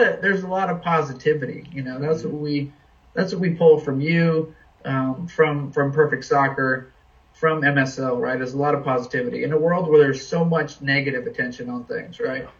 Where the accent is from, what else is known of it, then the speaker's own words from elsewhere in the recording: New England, United States; now in Washington, D.C., United States; I'm kind of a New England guy. I was born in New England